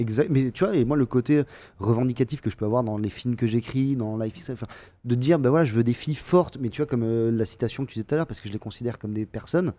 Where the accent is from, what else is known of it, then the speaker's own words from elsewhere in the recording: Montpellier, Occitania, France; je viens de Montpellier, et tous les copains que j'ai à Montpellier, je les connais depuis hyper longtemps